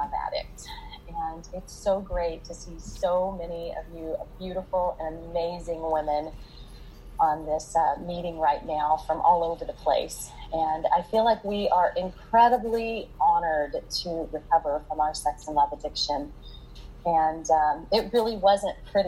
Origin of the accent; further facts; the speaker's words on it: Oklahoma City, Oklahoma, United States; also born or lived in Luther, Oklahoma; I was born on a farm in Luther, Oklahoma.